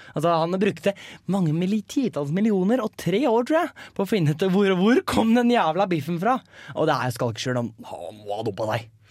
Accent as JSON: {"language": "Norwegian", "town": "Hønefoss", "region": "Buskerud", "country": "Norway", "said": "jeg er jo fra Hønefoss og stolt HBK-supporter"}